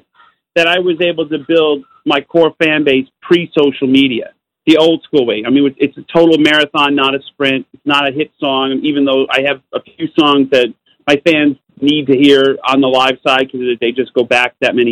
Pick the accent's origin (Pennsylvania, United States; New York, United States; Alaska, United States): New York, United States; Utica; I'm from Utica, New York